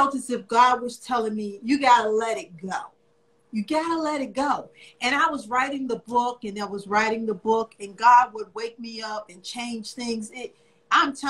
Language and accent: English; New York City, New York, United States; moved away as an adult; also born or lived in Virginia; now in Richmond, United States; I am originally from New York. I was born in Spanish Harlem. I'm just a city girl